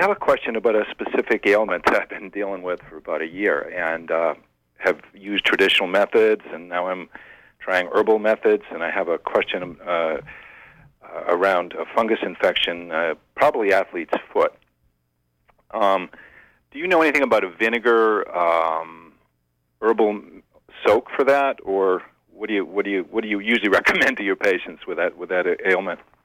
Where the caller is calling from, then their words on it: Bucksport, Maine, United States; I'm calling from Bucksport